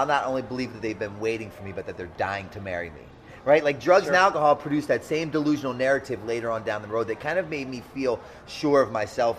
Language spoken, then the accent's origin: English; Kingsville, Maryland, United States; also born or lived in Baltimore; Well, I was born out here in Kingsville.